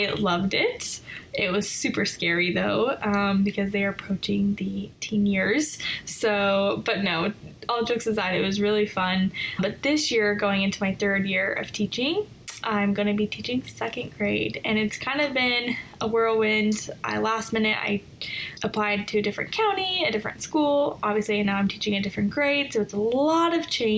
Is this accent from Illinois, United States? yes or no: no; Colorado, United States; moved away as an adult; now in Northern Virginia, United States; I am originally from Colorado. I was born and raised there. And I moved to the Northern Virginia area in 2013.